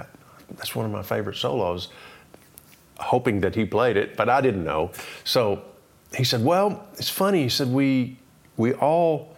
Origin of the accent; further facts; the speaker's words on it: Townsend, Tennessee, United States; moved away as an adult; also born or lived in Arlington, Virginia; now in Nashville, United States; East Tennessee, Townsend, which is in the Smokies, we moved back and grew up there until I went away to college